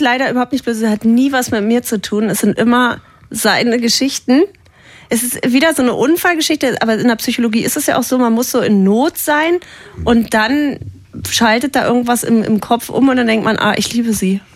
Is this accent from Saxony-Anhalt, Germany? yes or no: yes; Saxony-Anhalt, Germany; Ich bin aus Sachsen-Anhalt